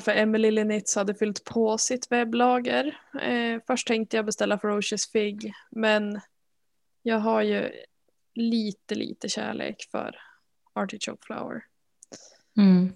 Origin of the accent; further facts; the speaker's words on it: Norrland, Sweden; jag är en jättedålig norrlänning